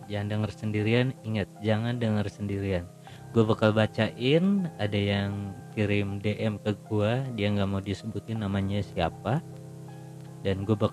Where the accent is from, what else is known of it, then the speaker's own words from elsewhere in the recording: Jakarta, Indonesia; gue lahir di Jakarta gue gede di Jakarta dan gue baru pertama kali kesini